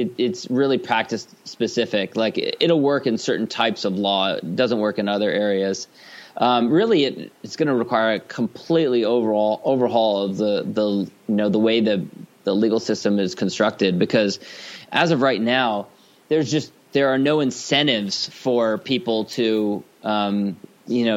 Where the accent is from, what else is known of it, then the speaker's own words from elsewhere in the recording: Los Angeles, California, United States; as a kid, I grew up in Los Angeles